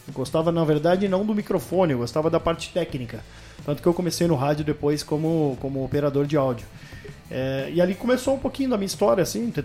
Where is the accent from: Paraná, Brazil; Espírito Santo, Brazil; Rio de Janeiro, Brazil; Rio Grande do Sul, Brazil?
Paraná, Brazil; Londrina; also born or lived in Bandeirantes, Paraná; Eu nasci na cidade de Bandeirantes, que é uma cidade próxima a Londrina mas fui criado em Londrina, né? Fui para lá com 5 anos, viver toda a minha infância lá, vivi a minha adolescência em Londrina